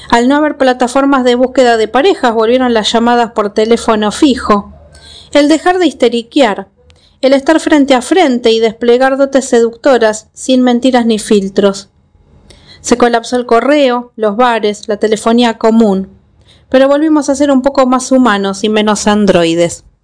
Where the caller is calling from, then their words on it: Argentina; Hola Gaby … de Argentina